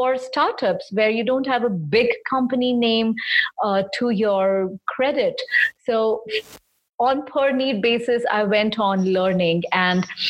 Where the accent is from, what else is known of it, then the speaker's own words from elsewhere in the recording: Mumbai, Maharashtra, India; I'm from Bombay in India